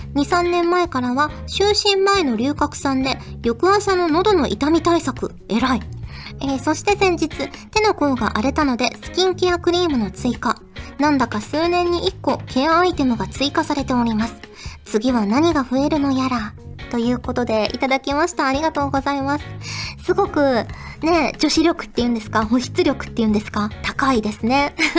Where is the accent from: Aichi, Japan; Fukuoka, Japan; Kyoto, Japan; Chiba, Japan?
Fukuoka, Japan; now in Tokyo, Japan; 子供の頃って福岡に住んでたから